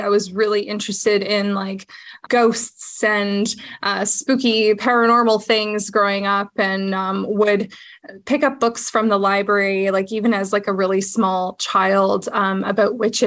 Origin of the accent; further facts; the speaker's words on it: Canada; I am Canadian